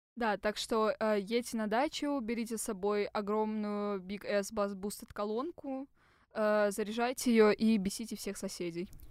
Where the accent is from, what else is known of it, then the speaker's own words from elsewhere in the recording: Moscow, Russia; Мы, типичные москвичи 20 плюс